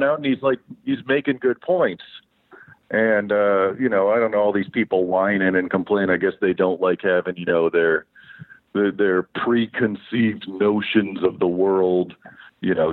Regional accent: Derby, East Midlands, United Kingdom; I'm from Derby.

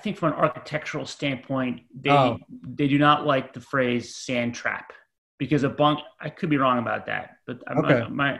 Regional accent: United States; I grew up in the United States

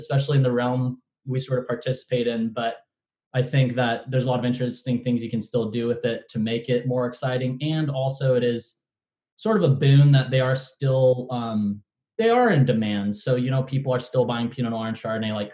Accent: Davis, California, United States; also born or lived in Santa Cruz, California; really I grew up in Davis, California

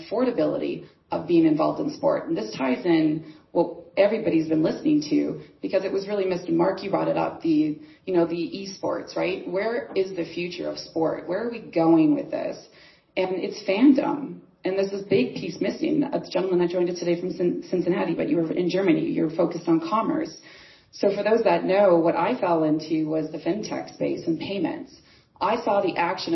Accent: Canada; I'm from Canada.

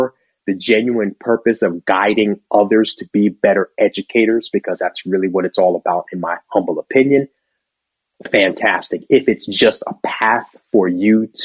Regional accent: Long Island, New York, United States; now in Atlanta, United States; And I grew up on Long Island, where those two guys are from.

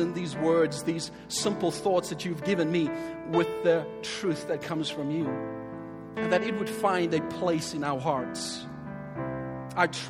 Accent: Cape Town, Western Cape, South Africa; I was born and raised in Cape Town as a colored South African.

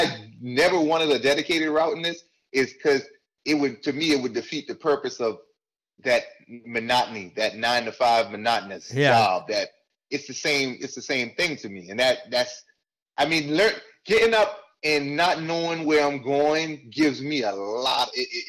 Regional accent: Charleston, South Carolina, United States; moved away as an adult; I'm from Charleston, South Carolina. {S3} Okay. {S0} That's where I was born. Charleston, South Carolina. Was there till I was about 18.

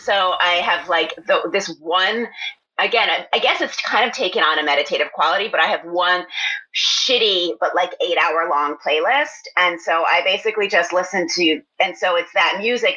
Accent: Philadelphia, Pennsylvania, United States; moved away; I was just actually in my hometown, in my parents' house um, in Philadelphia

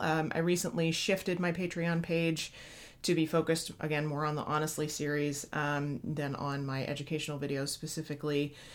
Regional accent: Midwest, United States; as a Midwesterner

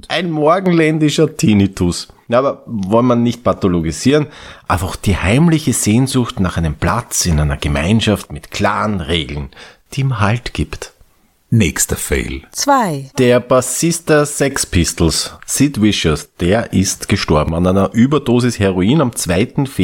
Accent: Austria; und das ist ja der Skandal, auch bei uns in Österreich diese Serie ausgestreut, dieses Holocaust.

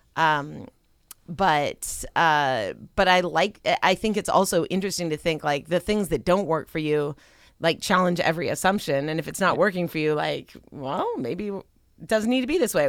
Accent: Pasadena, California, United States; moved away as an adult; also born or lived in Silicon Valley; I grew up in Southern California. I grew up in Pasadena. But man, it's different being back as an adult.

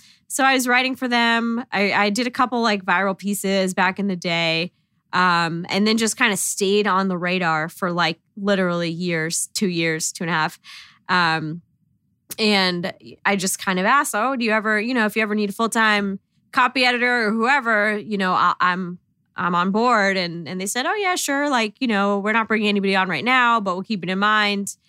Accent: Long Island, New York, United States; I'm from Long Island

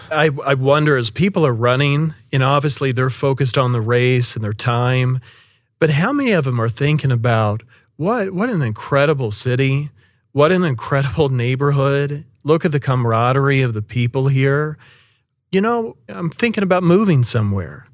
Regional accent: Shawnee, Oklahoma, United States; moved away as an adult; also born or lived in Seminole, Oklahoma; being a native from Oklahoma City metro area, I was born and raised in Shawnee and Seminole

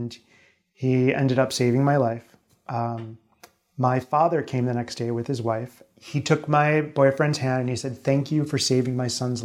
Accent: Lancaster, Pennsylvania, United States; I'm from Lancaster, Pennsylvania

